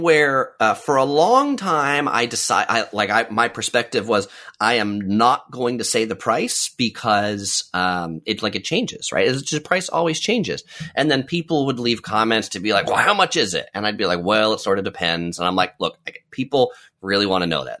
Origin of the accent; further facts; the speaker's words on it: San Diego, California, United States; I grew up in San Diego, which is a pretty, um, dry place